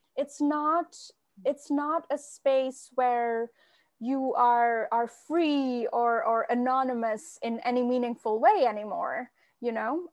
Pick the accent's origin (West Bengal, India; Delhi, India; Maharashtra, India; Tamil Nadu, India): West Bengal, India; Kolkata; moved away as an adult; now in United States; the love of literature is, is so strong where I grew up in Kolkata